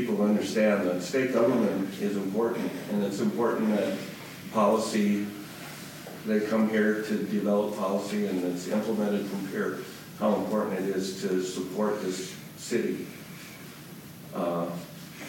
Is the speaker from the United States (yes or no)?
yes; Eureka, South Dakota, United States; moved away as an adult; also born or lived in Aberdeen; now in Pierre, United States; I was born in McPherson County, Eureka, raised there